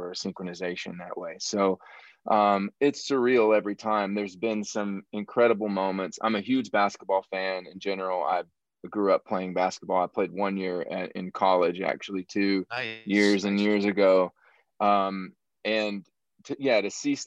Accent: southern Illinois, United States; moved away as an adult; also born or lived in Kentucky; now in Nashville, United States; I'm from Illinois originally. I'm from the southern part of Illinois. Like, I grew up out in the country, very rural area.

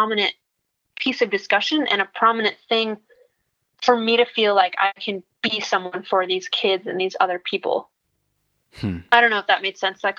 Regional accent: Midwest, United States; And I grew up in the Midwest and it's all very like sheltered and closed-minded.

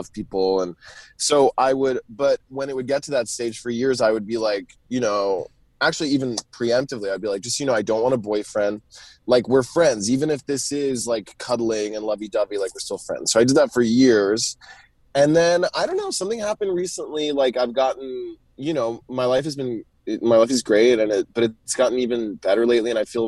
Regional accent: Southern US, United States; I grew up in the South, and I'm really having a big Southern homecoming right now.

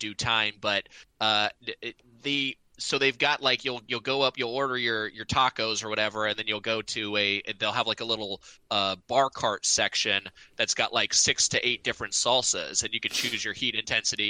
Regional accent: Southern California, United States; my whole childhood growing up in Southern California

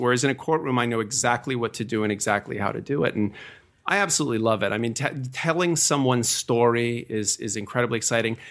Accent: suburb just outside of New York City, United States; also born or lived in New Bedford, Massachusetts / New Jersey; I was born in New Bedford, Massachusetts, and I moved to a suburb uh, just outside of New York City when uh, I was fairly young

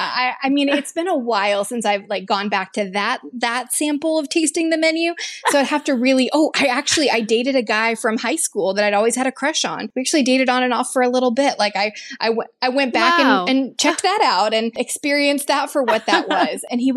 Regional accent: the South, United States; I work in corporate HR. I grew up in the South, right?

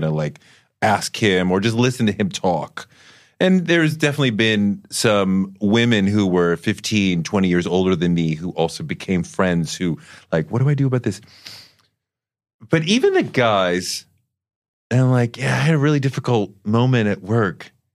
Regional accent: Boston, Massachusetts, United States; growing up in Boston, going to private school

